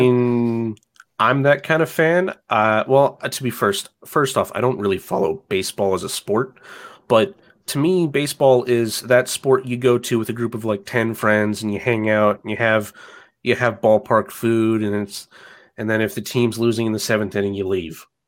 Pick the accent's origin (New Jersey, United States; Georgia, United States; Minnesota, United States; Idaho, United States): Georgia, United States; Athens; now in Atlanta, United States; I grew up in Athens, Georgia, which is about an hour to the, to the east of Atlanta